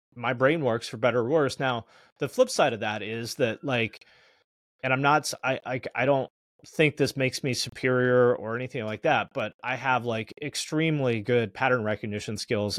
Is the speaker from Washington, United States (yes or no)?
yes; Snohomish, Washington, United States; grew up in the Seattle area. I'm from a town called Snohomish, Washington